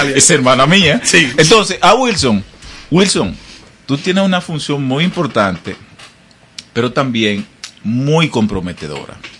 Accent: Monte Plata, Dominican Republic; mi pueblo, mi provincia, Monteplata

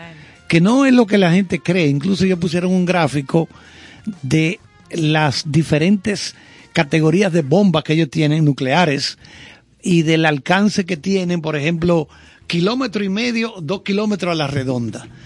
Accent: Santiago de los Caballeros, Santiago, Dominican Republic; also born or lived in Salcedo, Dominican Republic; nací en Salcedo. Duré pocos años porque me fui para Santiago.

